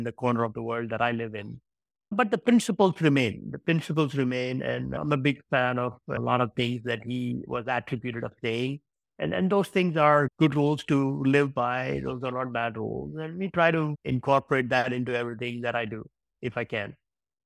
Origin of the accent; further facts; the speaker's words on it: India; now in Iceland; I was born in India.